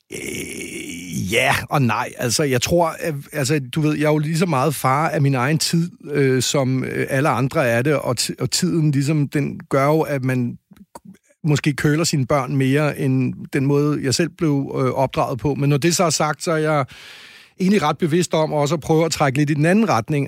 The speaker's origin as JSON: {"language": "Danish", "country": "Denmark", "said": "vi er blevet mindet om som danskere og som almindelige borgere"}